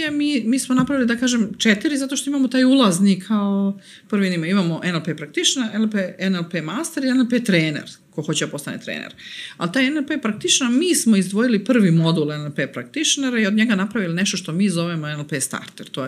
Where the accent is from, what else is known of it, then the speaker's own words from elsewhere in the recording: Serbia; ovde kod nas u Srbiji